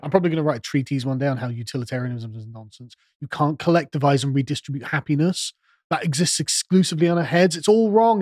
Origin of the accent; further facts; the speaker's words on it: England, United Kingdom; I'm an Englishman